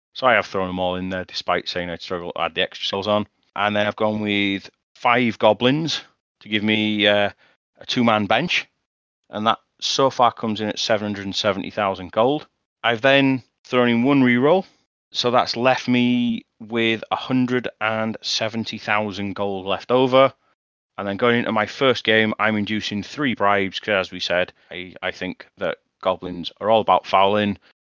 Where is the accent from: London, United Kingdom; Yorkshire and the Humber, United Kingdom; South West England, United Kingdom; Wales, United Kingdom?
Yorkshire and the Humber, United Kingdom; Leeds; accent: broad Yorkshire; I'm from Yorkshire